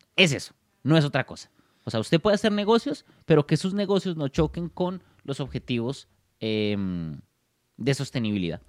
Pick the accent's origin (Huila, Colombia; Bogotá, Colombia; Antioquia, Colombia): Bogotá, Colombia; Soy de Bogotá, Colombia